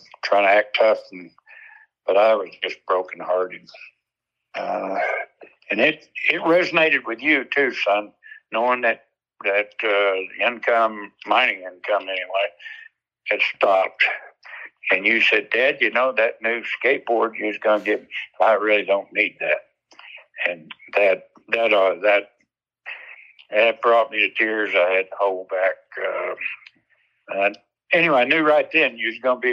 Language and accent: English; Oklahoma, United States; now in Leadville, United States; comes with the cowboy growing up in Oklahoma